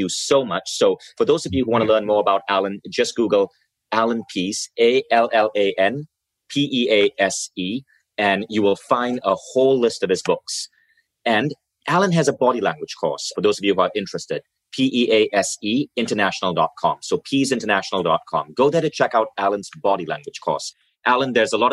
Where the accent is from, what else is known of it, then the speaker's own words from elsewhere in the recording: Malaysia; moved away; I grew up in Asia. I grew up in a city that's majority Malay and Chinese